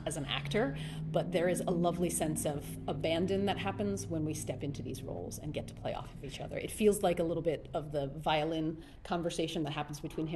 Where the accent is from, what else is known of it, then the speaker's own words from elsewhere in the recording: Philadelphia, Pennsylvania, United States; moved away; I grew up outside of Philly